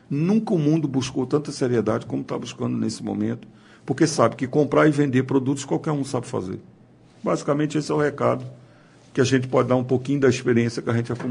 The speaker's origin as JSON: {"language": "Portuguese", "region": "Minas Gerais", "country": "Brazil", "said": "Eu sou mineiro."}